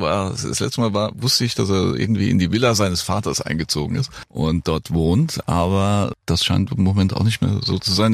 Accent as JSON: {"language": "German", "town": "Frankfurt am Main", "region": "Hesse", "country": "Germany", "tie": "born or raised there", "moved": "yes", "lives_now": "Bad Camberg, Germany", "said": "Ich bin Frankfurter, Frankfurt-Main und bin jetzt dann natürlich auf so ein kleines Örtchen im Taunus gezogen, Bad mhm. Camberg"}